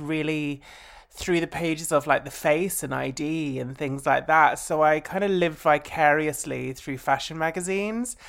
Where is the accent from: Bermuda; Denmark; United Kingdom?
United Kingdom; Essex, East of England; I grew up in Essex.